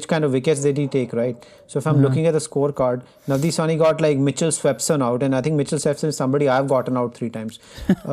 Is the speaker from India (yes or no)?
yes; India; We're Indian people